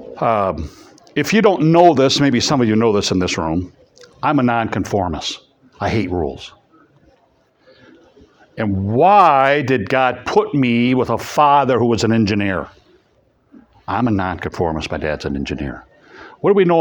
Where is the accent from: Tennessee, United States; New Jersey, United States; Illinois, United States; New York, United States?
Illinois, United States; East Peoria; moved away; also born or lived in Madison; I grew up in East Peoria